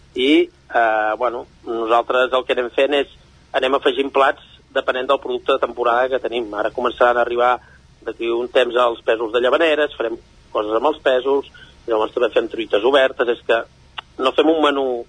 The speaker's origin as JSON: {"language": "Catalan", "town": "Castellterçol", "region": "Catalonia", "country": "Spain", "said": "jo soc procedent de Castellterçol"}